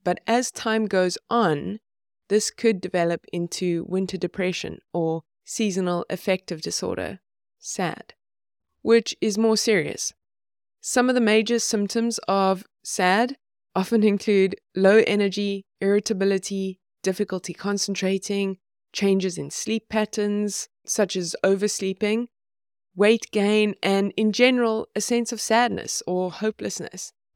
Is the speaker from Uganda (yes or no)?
no; South Africa; now in Sweden; I grew up in South Africa, and I live in Sweden now